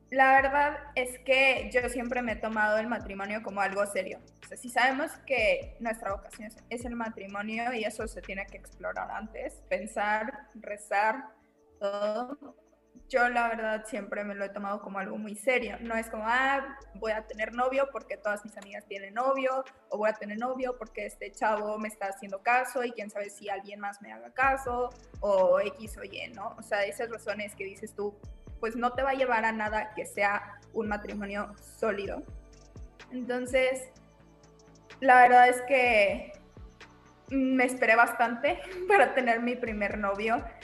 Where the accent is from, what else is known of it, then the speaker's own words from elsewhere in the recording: Monterrey, Nuevo León, Mexico; soy regia, soy pedagoga.